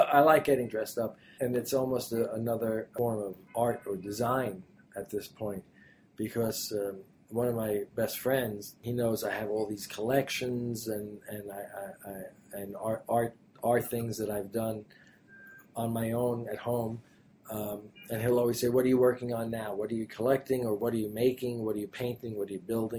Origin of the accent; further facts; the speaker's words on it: New York City, New York, United States; also born or lived in Manhattan; I grew up in Brooklyn